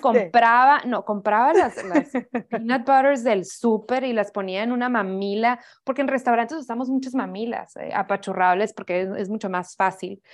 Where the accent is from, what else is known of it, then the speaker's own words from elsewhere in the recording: Hermosillo, Sonora, Mexico; yo soy de Hermosillo, Sonora. Ahí me crié toda mi vida